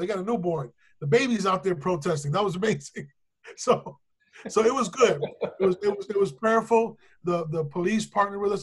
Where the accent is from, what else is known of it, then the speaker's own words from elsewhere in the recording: New York City, New York, United States; also born or lived in Caribbean; I'm still from the South Bronx.